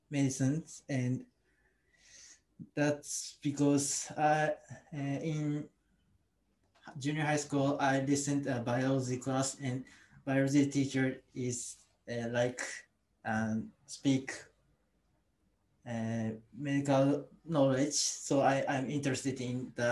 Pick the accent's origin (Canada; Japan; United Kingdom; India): Japan; Osaka; English is a second language; moved away as an adult; now in Kashihara, Japan; I'm from Osaka, but now I live in Kasihara.